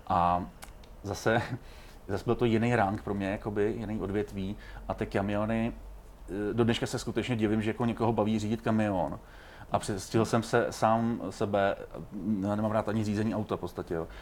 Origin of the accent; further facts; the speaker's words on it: Czechia; jsem hrdý na to, že jsem Čech